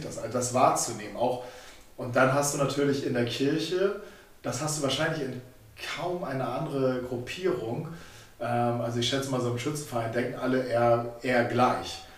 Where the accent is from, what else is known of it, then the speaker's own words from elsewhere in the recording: Germany; als Deutsche